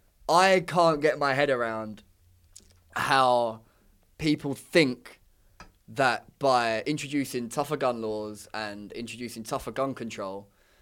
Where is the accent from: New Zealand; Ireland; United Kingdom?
United Kingdom; London; I'm from London